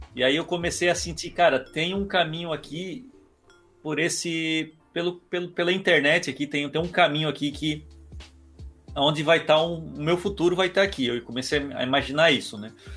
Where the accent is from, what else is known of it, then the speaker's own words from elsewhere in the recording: Criciúma, Santa Catarina, Brazil; also born or lived in Balneário Rincão; eu sou de Criciúma, porém a minha mãe é de lá e, e eu cresci, a é, parte da família da minha mãe é do Rincão, e eu cresci com meus primos Cresci é modo de dizer, eu sempre morei em Criciúma